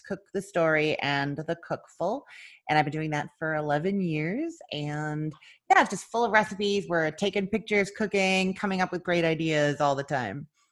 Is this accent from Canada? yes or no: yes; Canada; now in Florida, United States; I'm originally from Canada, and now I live in Florida.